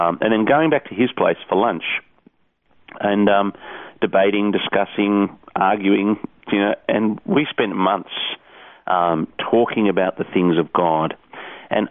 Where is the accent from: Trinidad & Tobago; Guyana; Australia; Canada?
Australia; Sydney, New South Wales; also born or lived in England; I grew up in the Hills District in the northwest of Sydney.